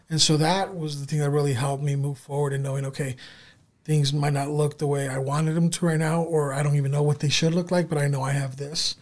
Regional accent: San Diego, California, United States; now in Sioux Falls, United States; Growing up, um, you know, in the San Diego area, I grew up in so- Southern California.

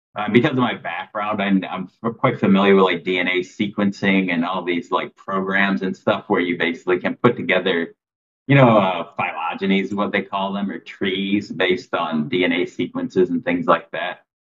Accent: Michigan, United States; moved away as an adult; also born or lived in Tennessee; now in Thailand; I'm originally from Michigan, and then I, I mean, I lived there till I was like 26

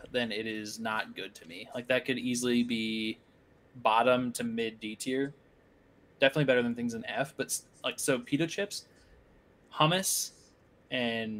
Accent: Iowa, United States; moved away; I'm from Iowa

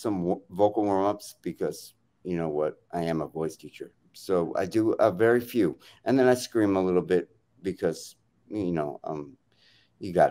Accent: New York, United States; I'm from New York

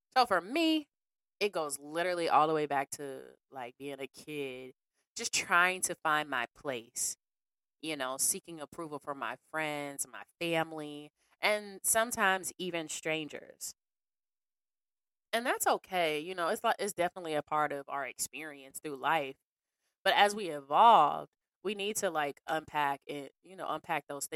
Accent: Cleveland, Ohio, United States; also born or lived in Bedford, Ohio; I've always spent time growing up in Bedford. So when I moved on Harvey off of 116th, I was like new to the area

